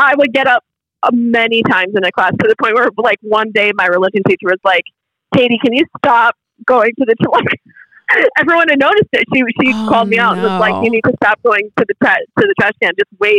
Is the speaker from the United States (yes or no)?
yes; Massachusetts, United States; because I grew up in Massachusetts